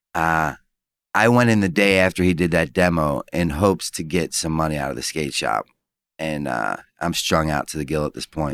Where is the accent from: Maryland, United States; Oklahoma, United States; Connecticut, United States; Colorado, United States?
Maryland, United States; Baltimore; moved away; also born or lived in Pennsylvania; I'm from Baltimore